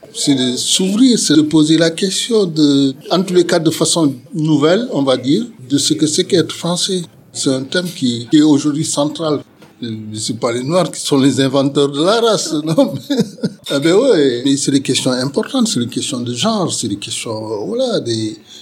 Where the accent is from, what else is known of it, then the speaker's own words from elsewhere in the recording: Senegal; moved away as an adult; now in Bordeaux, France; je suis originaire du Sénégal. Je suis arrivé à Bordeaux euh, en 1974